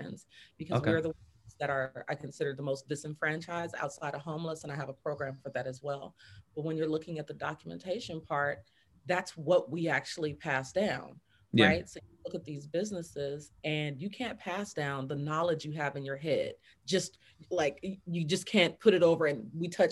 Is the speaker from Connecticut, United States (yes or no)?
no; Fresno, California, United States; From California, from Fresno, California, right out the valley